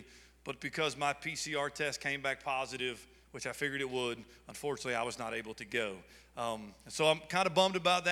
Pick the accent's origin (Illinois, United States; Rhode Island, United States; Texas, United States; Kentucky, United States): Kentucky, United States; moved away; I'm from Kentucky